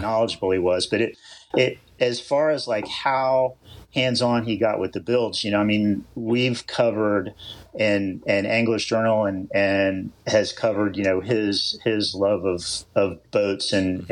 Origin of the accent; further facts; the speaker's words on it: East Coast, United States; moved away as an adult; also born or lived in California; I grew up surfing on the East Coast